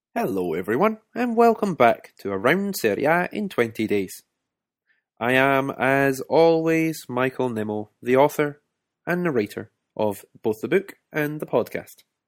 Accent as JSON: {"language": "English", "region": "Scotland", "country": "United Kingdom"}